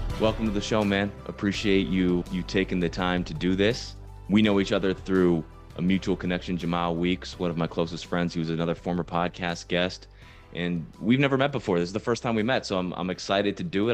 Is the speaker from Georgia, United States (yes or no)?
no; Virginia, United States; I'm from Virginia, middle-class family.